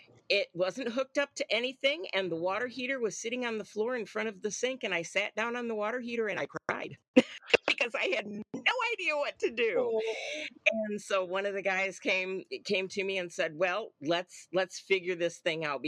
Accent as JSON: {"language": "English", "town": "Paw Paw", "region": "Michigan", "country": "United States", "tie": "born or raised there", "said": "I grew up in Pawpaw, Michigan"}